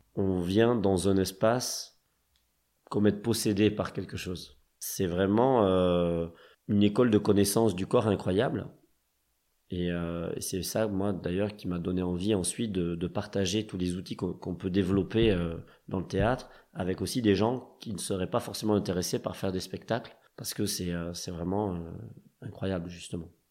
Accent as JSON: {"language": "French", "town": "Toulouse", "region": "Occitania", "country": "France", "tie": "born or raised there", "also_born_or_lived": "Paris / Strasbourg", "moved": "as an adult", "said": "je viens de Toulouse, qui est une ville de cirque. Euh, et que là-bas, euh, au lycée aussi, bah, on avait un club cirque en fait."}